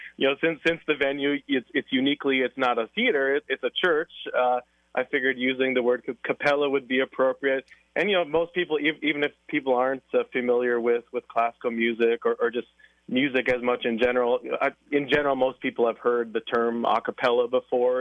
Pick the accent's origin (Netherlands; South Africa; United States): United States; La Crosse, Wisconsin; now in Alaska, United States; I'm from Lacrosse.